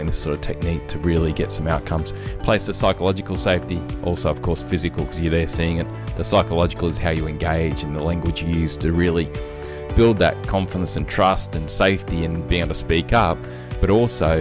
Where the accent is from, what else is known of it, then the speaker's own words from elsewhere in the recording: Australia; accent: Aussie; two Aussie accents